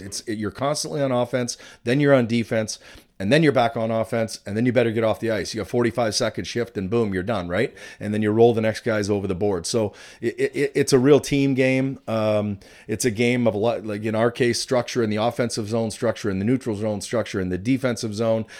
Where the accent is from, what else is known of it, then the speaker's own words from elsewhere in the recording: British Columbia, Canada; moved away as an adult; also born or lived in Stevens Point, Wisconsin; I grew up in British Columbia and played in the B C Junior Hockey League